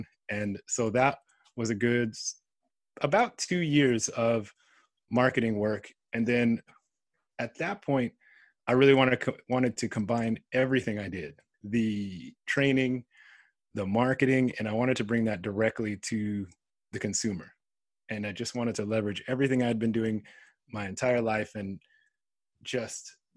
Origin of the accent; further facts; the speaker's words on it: California, United States; moved away as an adult; also born or lived in Riverside; now in Japan; growing up in California, I was influenced by almost everything Japan.